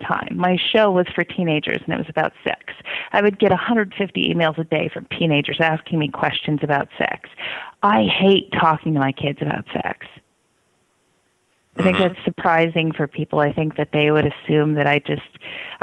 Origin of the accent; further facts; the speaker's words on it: Midwest, United States; I grew up in the Midwest in small towns